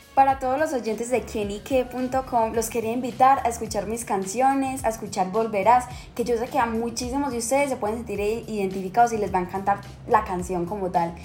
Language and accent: Spanish; Medellín, Antioquia, Colombia; also born or lived in Chile; desde cuando me vine a vivir a Medellín, porque yo nací en Chile